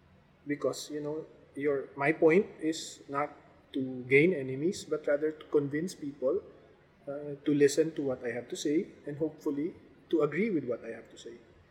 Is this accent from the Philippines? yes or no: yes; Philippines; as a Filipino citizen